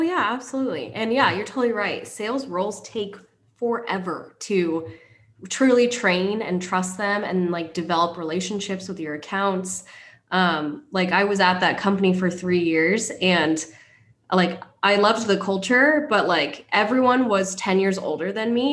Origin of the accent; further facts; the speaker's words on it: Kent, Washington, United States; moved away as an adult; now in Huntington Beach, United States; I grew up in Seattle, Washington to be specific, Kent, Washington.